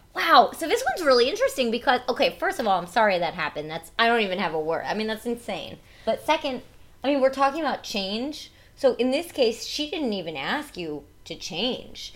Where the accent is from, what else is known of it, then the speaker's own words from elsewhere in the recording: New Jersey, United States; I talk with an accent because I'm from New Jersey